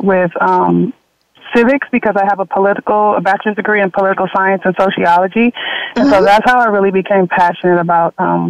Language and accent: English; Los Angeles, California, United States; I'm a California native. I grew up in South LA. I'm one of seven first generation, low income African American college graduate.